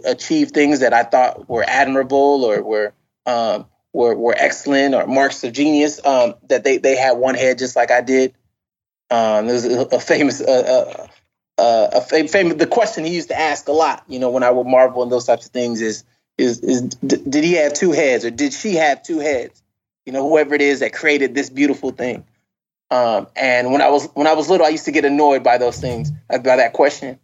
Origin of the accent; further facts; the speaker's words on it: Carson, California, United States; moved away; also born or lived in Inglewood, California / Princeton, New Jersey; Inglewood, where I was born, was a difficult, more difficult situation, but we moved out I was relatively young when we moved to Carson